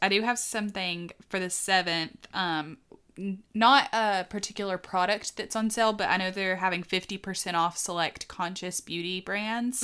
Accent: the South, United States; accent: Southern (not strong); I'm from from the South, my accent isn't that strong

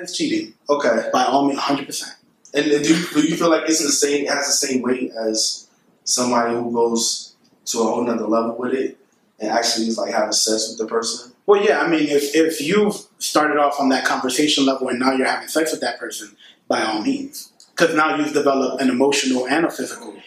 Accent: New York City, New York, United States; my experiences growing up in the Bronx

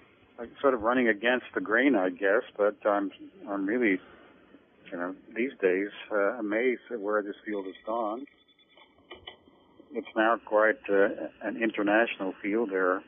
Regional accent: Great Plains, United States; also born or lived in Mojave Desert, California; I'm a native of the Mojave Desert, California. My parents were Dust Bowl refugees. We went out there in the 1930s, and I was born in 1941. But I grew up on the Great Plains. They came back this way after World War II. And I grew up here

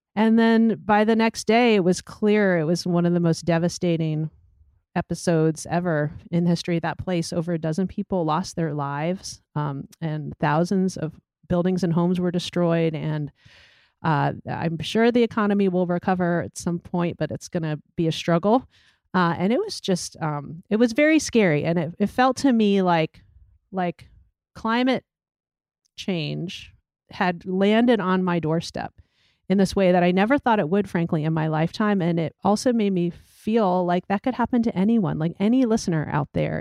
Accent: Gatlinburg, Tennessee, United States; moved away; I grew up in Gatlinburg, Tennessee, which is this beautiful resort town in the Great Smoky Mountains.

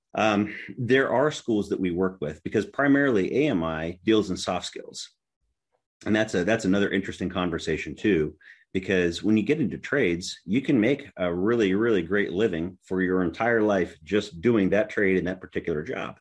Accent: Tennessee, United States; my home state is Tennessee

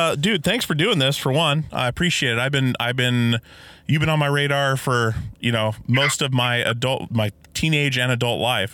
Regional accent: Alaska, United States; I grew up in Alaska, like with the the Portugal guys. Like we grew up on a I grew up on an island, moved up to the mainland when I was eleven

